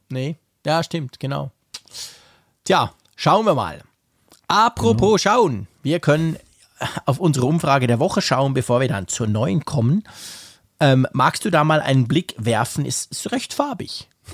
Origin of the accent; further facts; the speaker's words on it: Switzerland; bei uns in der Schweiz